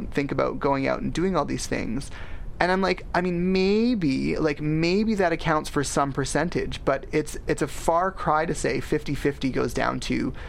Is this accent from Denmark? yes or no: no; Richmond, British Columbia, Canada; someone like myself who's born in Richmond